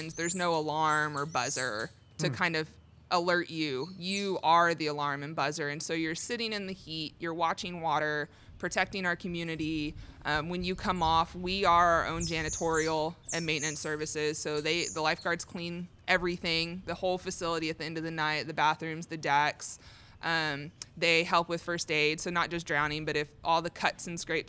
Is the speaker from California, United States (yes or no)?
yes; Torrance, California, United States; moved away as an adult; now in College Station, United States; I'm originally from California. So I was born and raised in Torrance, California, and I moved out here